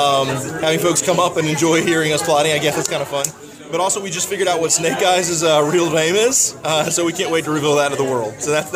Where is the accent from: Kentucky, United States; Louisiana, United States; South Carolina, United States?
South Carolina, United States; Columbia; I am from Columbia, South Carolina.